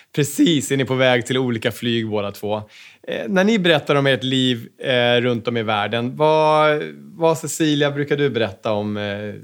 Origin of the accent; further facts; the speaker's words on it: Sweden; Som svensk företagare